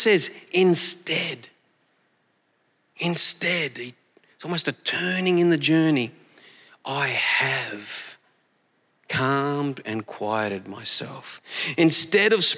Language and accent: English; Collie, Western Australia, Australia; moved away; Collie, my hometown